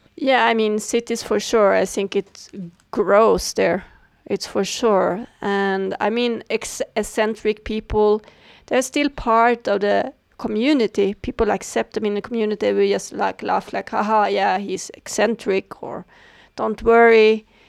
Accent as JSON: {"language": "English", "country": "Sweden", "tie": "born or raised there", "said": "I was born in Sweden"}